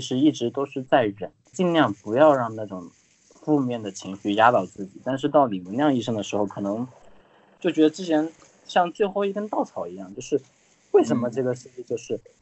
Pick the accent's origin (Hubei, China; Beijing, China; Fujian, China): Hubei, China; Wuhan; now in Shanghai, China; 我们武汉人